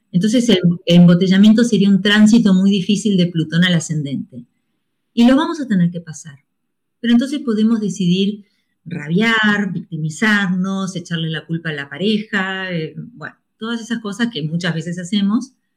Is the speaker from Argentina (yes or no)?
yes; Argentina; a mí me hubiese encantado nacer en Colombia en vez de la Argentina